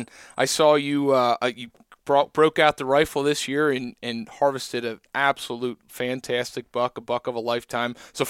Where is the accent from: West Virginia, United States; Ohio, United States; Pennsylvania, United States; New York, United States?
Pennsylvania, United States; Like I'm from Southeast Pennsylvania. We have, ridge, plateau, valley.